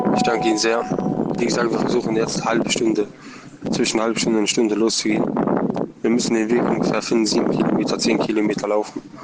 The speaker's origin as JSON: {"language": "German", "country": "Germany", "moved": "yes", "said": "ich bin äh, Deutsche, Deutscher"}